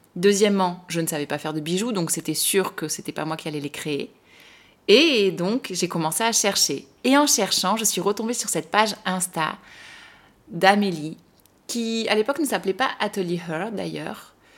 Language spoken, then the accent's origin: French; France; nous Français